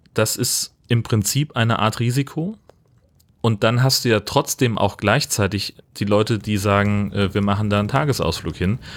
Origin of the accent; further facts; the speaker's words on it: North Frisia, Schleswig-Holstein, Germany; Nordfriesland, meine Heimatregion hier